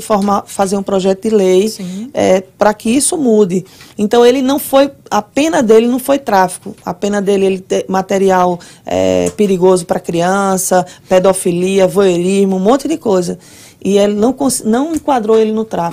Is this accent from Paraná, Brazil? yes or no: no; Recife, Pernambuco, Brazil; moved away as an adult; now in Orlando, United States; eu sou de Recife, né? Alguém já deve ter percebido meu sotaque é aí.